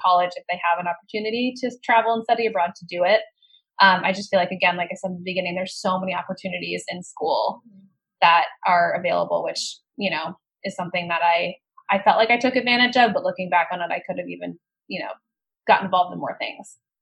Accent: Colorado, United States; I grew up in Colorado

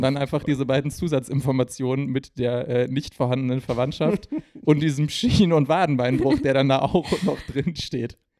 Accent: Essen, North Rhine-Westphalia, Germany; mein Herz als Essener

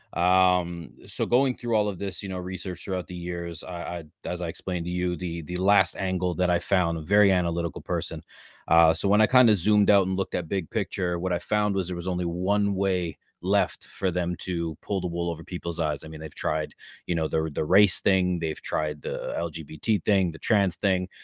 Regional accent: Ontario, Canada; born and raised in Canada, uh, Ontario specifically

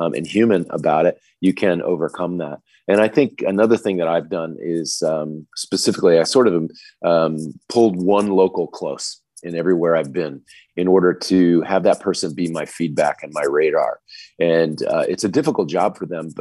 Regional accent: United States; moved away as an adult; also born or lived in Australia / New Zealand; now in Singapore; I was … from America

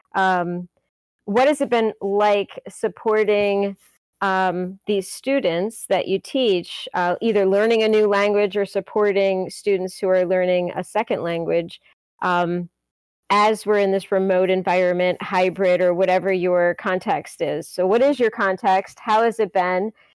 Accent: Michigan, United States; I grew up in Michigan

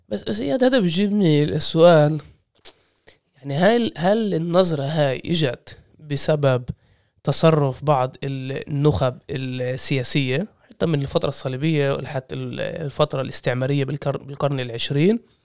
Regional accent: Israel; إحنا فلسطينية الداخل

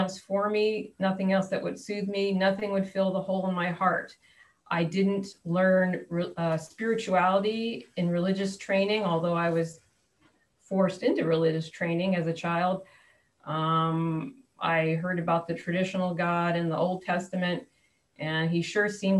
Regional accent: New Jersey, United States; also born or lived in New York; now in San Diego, United States; I was born in New York, grew up in New Jersey

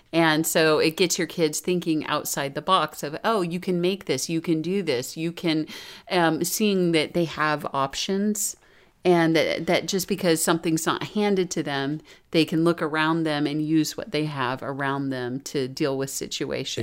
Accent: Florida, United States; I grew up in Florida

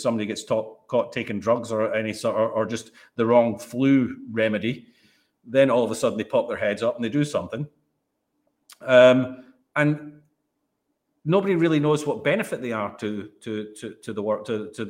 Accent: Netherlands; but I'm actually Dutch, and play for the Dutch.

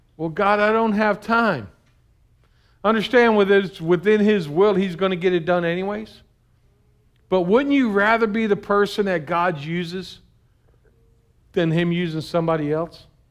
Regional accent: United States; being an American Christian

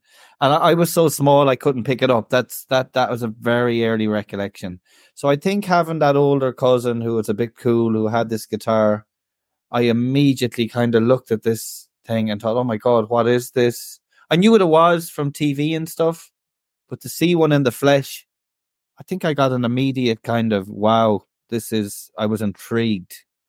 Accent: County Galway, Ireland; we did have all of that growing up in Galway City. It's renowned for that. And I'm sure being 30 miles out the road or 30-minute car journey, that absolutely did overlap.

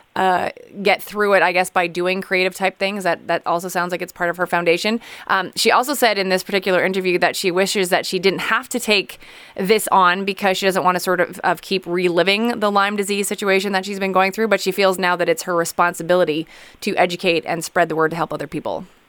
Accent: Montreal, Quebec, Canada; we are both from Montreal

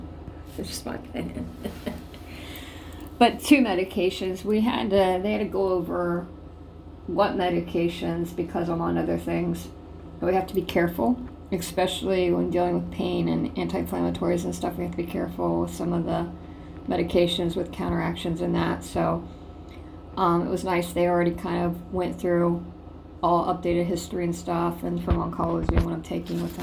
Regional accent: Ohio, United States; my hometown, Ohio

